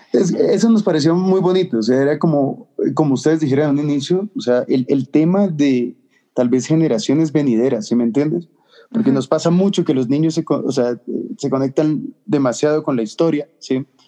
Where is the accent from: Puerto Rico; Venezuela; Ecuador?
Ecuador